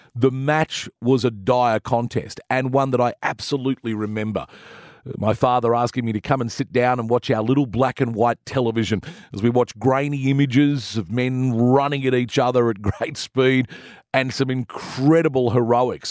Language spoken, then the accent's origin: English; Sydney, New South Wales, Australia; having uh, grown up around the western suburbs of Sydney.